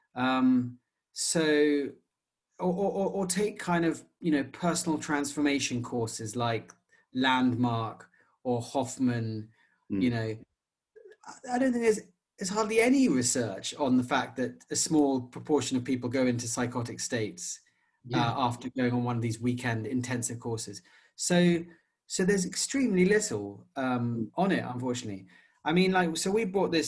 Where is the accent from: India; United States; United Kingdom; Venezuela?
United Kingdom; in the UK, our mainstream culture is quite secular